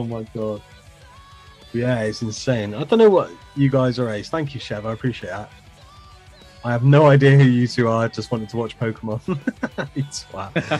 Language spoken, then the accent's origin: English; England, United Kingdom; obviously, Jace, Scottish, I'm English. We shouldn't necessarily get on.